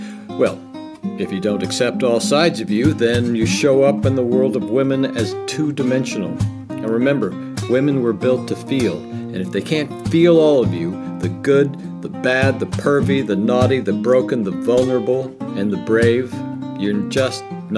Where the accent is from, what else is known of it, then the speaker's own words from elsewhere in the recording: United States; I'm an American man.